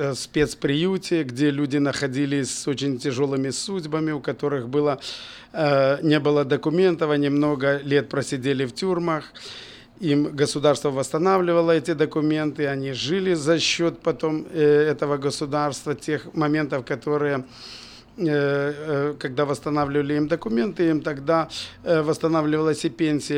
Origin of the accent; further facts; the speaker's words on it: Bobruisk, Mogilev Region, Belarus; also born or lived in Kazakhstan / Kyrgyzstan; С 4 по 10 класс я учился в Бобруйске и, в принципе, там закончил школу